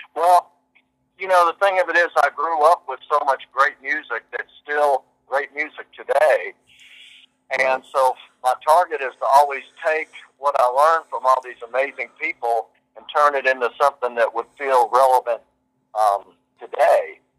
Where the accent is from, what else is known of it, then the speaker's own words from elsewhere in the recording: Kentucky, United States; moved away; I came from Kentucky